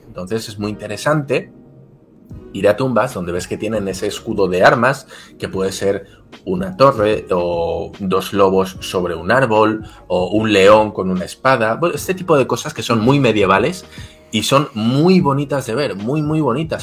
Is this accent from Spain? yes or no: yes; Spain